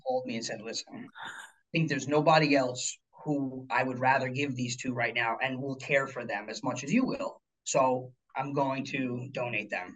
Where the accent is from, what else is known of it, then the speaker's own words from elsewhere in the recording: Pleasantville, New York, United States; also born or lived in Florida; I grew up local here in a mm-hmm. small town in Pleasantville. That's actually ten minutes from Armonk here